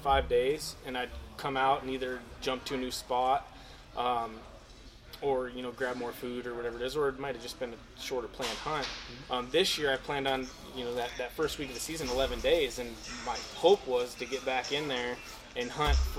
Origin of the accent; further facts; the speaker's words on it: Wisconsin, United States; growing up in Wisconsin